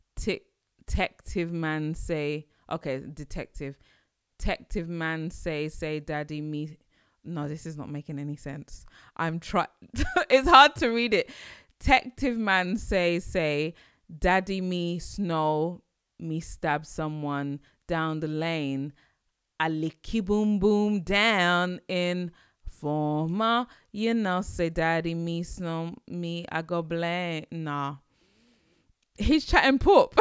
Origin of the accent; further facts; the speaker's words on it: United Kingdom; accent: British; my British accent